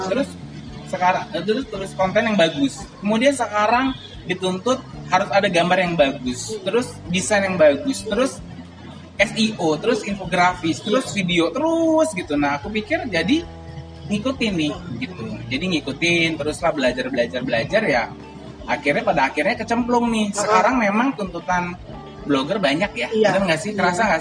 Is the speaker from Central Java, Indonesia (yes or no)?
no; Lampung, Indonesia; moved away as an adult; also born or lived in Jambi; aku lahir dan besar di Lampung